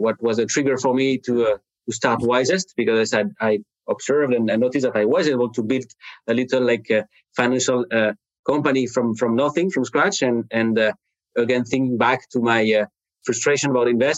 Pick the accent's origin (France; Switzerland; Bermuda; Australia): France; English is a second language; now in Cleveland, United States; I'm speaking to you today from like Cleveland, Ohio in the U.S., you hear my accent. I'm not from from the U.S. I'm from France originally